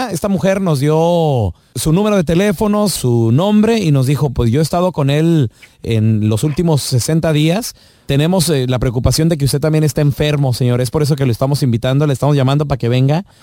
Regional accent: Jalisco, Mexico; Yo soy de Jalisco.

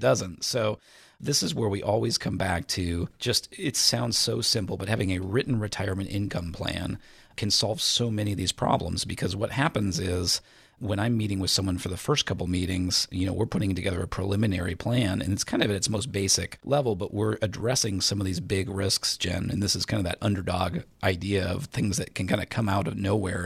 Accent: Indiana, United States; I was born and raised in Indiana

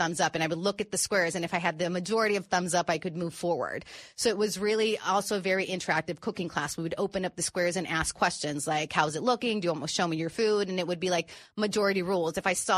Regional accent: Tijuana, Baja California, Mexico; also born or lived in San Diego, California; I grew up living in Tijuana

